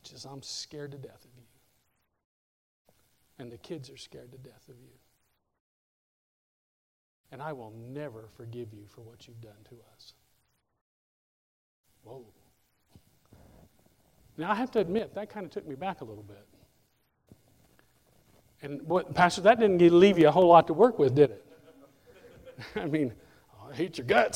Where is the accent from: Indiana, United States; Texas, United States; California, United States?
Indiana, United States; moved away; I grew up in Indiana